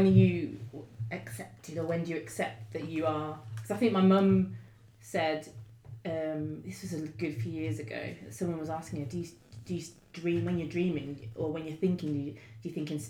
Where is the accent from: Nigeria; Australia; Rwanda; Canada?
Rwanda; I'm from Rwanda. that's my home, and he's got a strong sense of that.